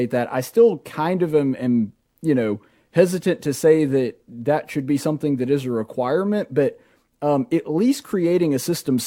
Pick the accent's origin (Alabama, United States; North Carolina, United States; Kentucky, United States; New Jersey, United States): Alabama, United States; Marbury; I grew up in Marbury